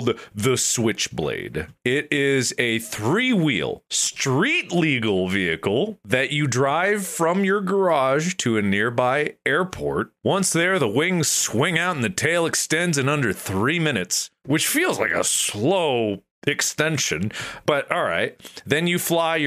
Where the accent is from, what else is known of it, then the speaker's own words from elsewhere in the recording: Ohio, United States; now in Los Angeles, United States; I come from Ohio